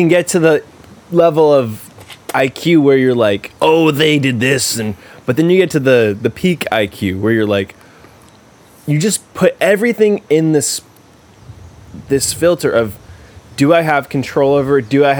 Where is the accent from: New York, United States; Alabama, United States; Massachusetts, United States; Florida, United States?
Massachusetts, United States; I grew up in Massachusetts.